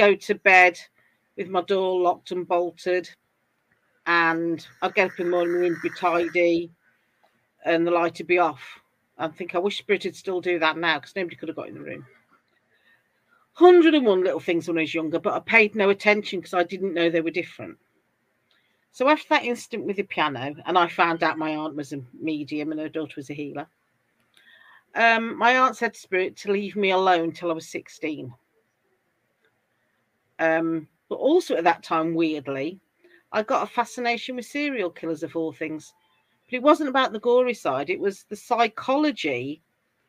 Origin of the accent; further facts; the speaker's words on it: England, United Kingdom; As you can tell from my accent, I'm from England.